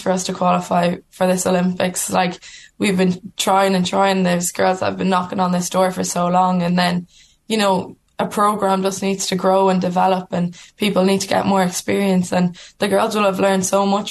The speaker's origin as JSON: {"language": "English", "country": "Ireland", "said": "we're Irish women playing rugby for Ireland"}